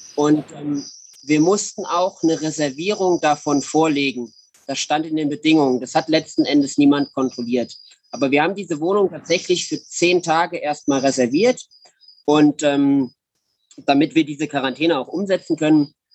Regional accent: Germany; Als Deutscher

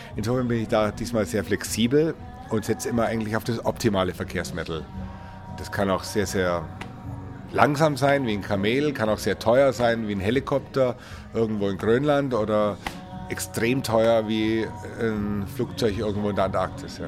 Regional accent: Munich, Bavaria, Germany; ich komme aus München

